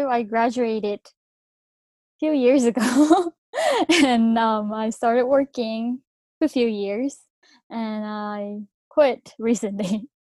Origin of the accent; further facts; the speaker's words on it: Thailand; moved away as an adult; now in Japan; I was born in Japan and I moved to Thailand when I was 3 years old and then I stayed in Thailand until 18.